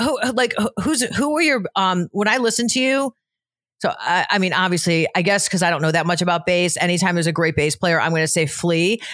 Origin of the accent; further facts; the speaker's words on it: Cleveland, Ohio, United States; now in Florida, United States; from Cleveland originally, but I've been in Florida for twenty years